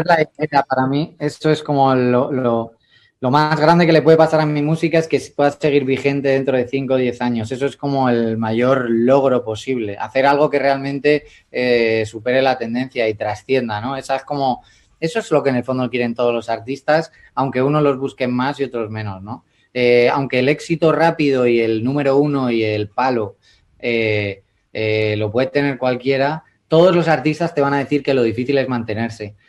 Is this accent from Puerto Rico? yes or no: no; Madrid, Community of Madrid, Spain; yo sigo siendo yo con mi jerga, con mi Madrid, con, mi, con mis cañas, con mis siete estrellas y con mi oso y con mi madroño, que son los emblemas de aquí